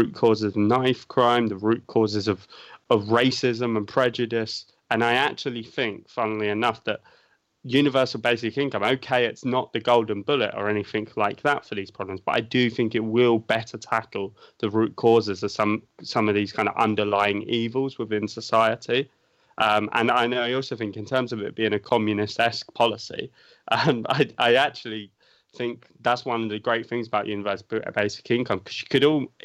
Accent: United Kingdom; as a Brit

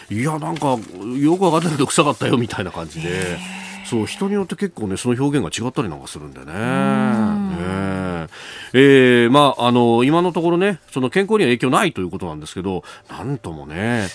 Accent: Yokosuka, Kanagawa, Japan; 私、横須賀の出

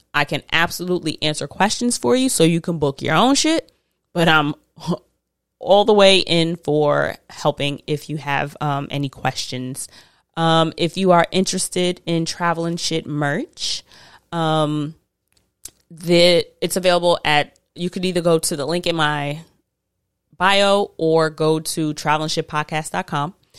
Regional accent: United States; I am very American

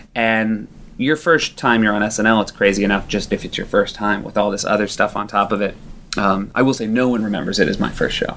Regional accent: southern New Hampshire, United States; I grew up in southern New Hampshire

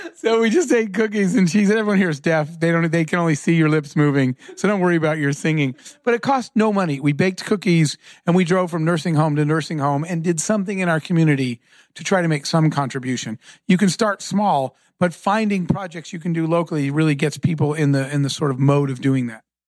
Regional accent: Arizona, United States; I grew up in Arizona

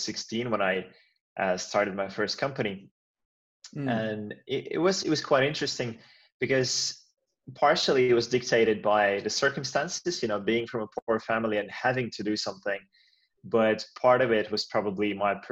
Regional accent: Latvia; now in Finland; I've been in Finland for many, many years now, and I'm Finnish now, but I was actually born somewhere else. I was born in Latvia

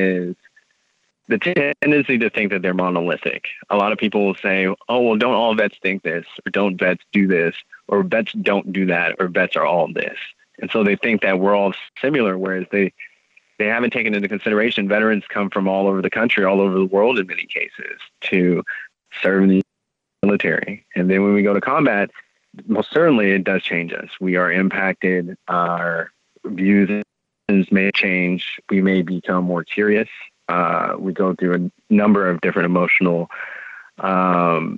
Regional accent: California, United States; being a Californian

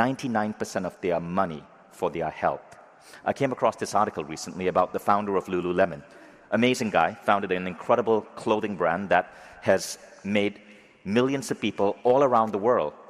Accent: Malaysia; I grew up in Malaysia

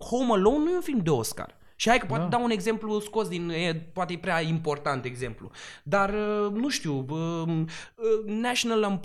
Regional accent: Galați, Galați County, Romania; moved away as an adult; now in Bucharest, Romania; Eu când am plecat prima oară din Galați și am venit la București, după trei luni, pentru că am venit să fac actorie și fără să vreau după trei luni de stat în București

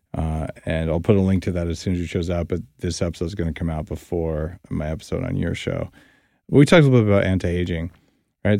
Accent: New Mexico, United States; I grew up in New Mexico

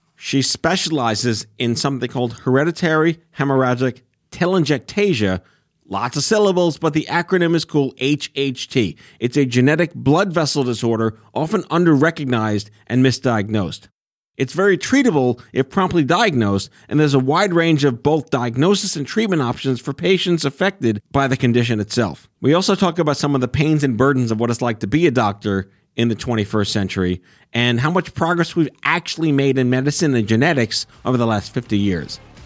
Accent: New York City, New York, United States; also born or lived in Brooklyn; I lived there until I was two, and then I went to Staten Island for the rest of my life.

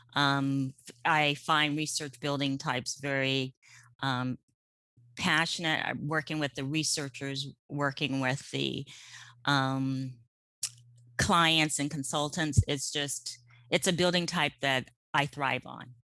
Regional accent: suburban Maryland, United States; moved away as an adult; now in California, United States; we, um, grew up in, um, suburban Maryland

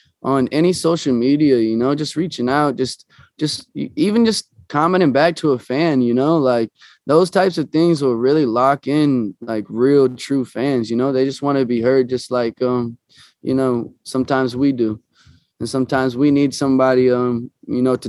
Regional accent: Omaha, Nebraska, United States; moved away as an adult; now in Los Angeles, United States; I actually went back to Omaha, to my hometown, 2 months ago

